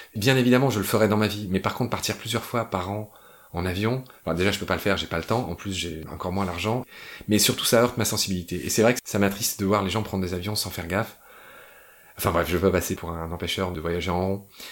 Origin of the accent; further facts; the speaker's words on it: France; moved away as an adult; also born or lived in Chile / Egypt; quand je suis rentré en France